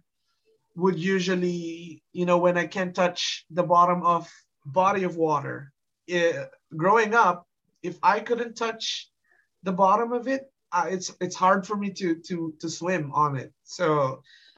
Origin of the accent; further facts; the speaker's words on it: Canada; I'm from Canada